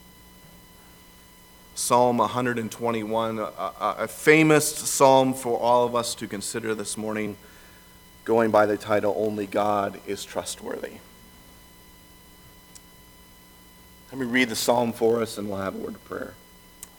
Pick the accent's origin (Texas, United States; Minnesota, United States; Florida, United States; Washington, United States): Minnesota, United States; Lake Benton; moved away; I grew up in Lake Benton, Minnesota, which is about 5 hours away from here.